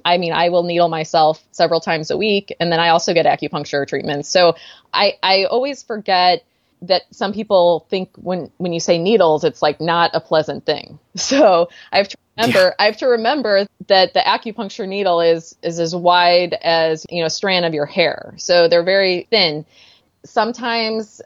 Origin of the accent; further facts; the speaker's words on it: Missouri, United States; now in California, United States; I'm from Missouri